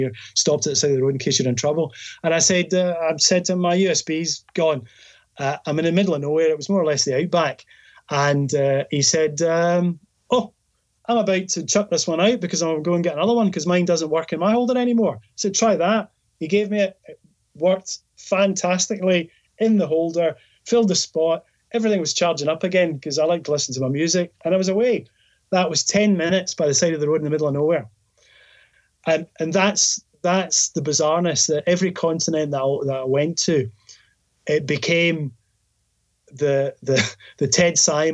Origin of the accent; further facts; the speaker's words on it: Scotland, United Kingdom; I'm from Scotland